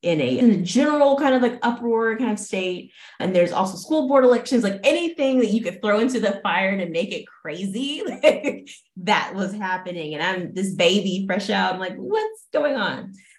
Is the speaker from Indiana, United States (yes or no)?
no; Daphne, Alabama, United States; moved away as an adult; also born or lived in Auburn, Alabama; now in Los Angeles, United States; I'm from Alabama, born and raised